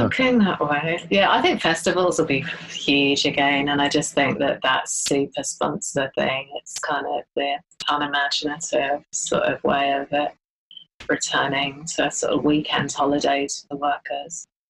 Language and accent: English; Ealing, London, United Kingdom; I grew up in Ealing